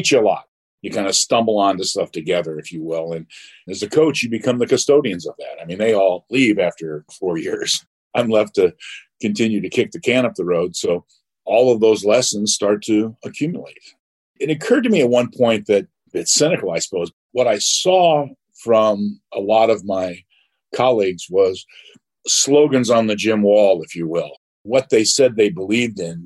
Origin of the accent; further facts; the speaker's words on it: Huntington Beach, California, United States; I grew up in Huntington Beach, California